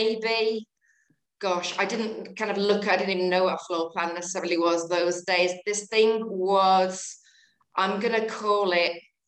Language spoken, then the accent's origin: English; between Liverpool and Manchester, North West England, United Kingdom; accent: Northern; moved away; I think you can hear from my accent that I'm Northern. Grew up in between Liverpool and Manchester